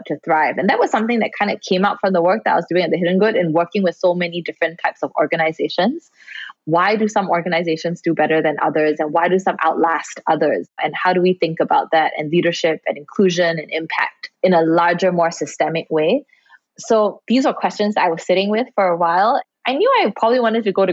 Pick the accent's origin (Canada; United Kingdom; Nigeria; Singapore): Singapore; especially growing up in Singapore and Asia